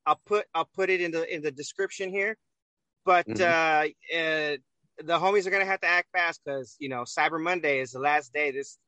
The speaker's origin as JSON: {"language": "English", "country": "United States", "tie": "born there", "said": "Well, I was born in America, so I guess that makes me an American."}